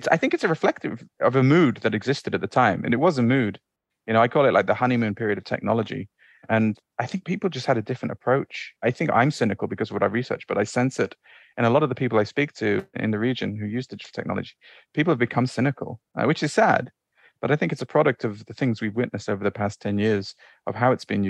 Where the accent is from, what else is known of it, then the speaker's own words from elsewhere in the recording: Bahrain; also born or lived in Saudi Arabia; I grew up in the Middle East, right? So I grew up in the Gulf. When we were very young, my family moved to Saudi in about 1988, just before the first Gulf War, and moved to Bahrain afterwards.